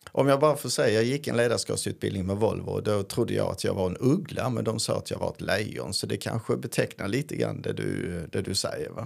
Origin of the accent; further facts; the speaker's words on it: Karlskrona, Blekinge, Sweden; now in Skåne, Sweden; En karlskronit, alltså från Karlskrona